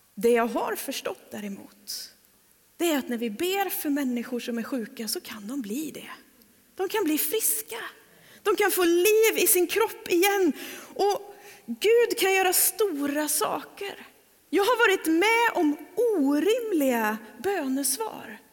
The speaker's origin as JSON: {"language": "Swedish", "town": "Trollhättan", "region": "Västra Götaland", "country": "Sweden", "moved": "yes", "lives_now": "Öckerö, Sweden", "said": "ska jag hem till Trollhättan och predika"}